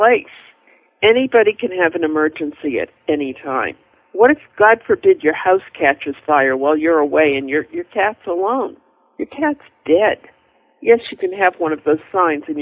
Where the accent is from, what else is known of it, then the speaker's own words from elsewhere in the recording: New England, United States; I'm from New England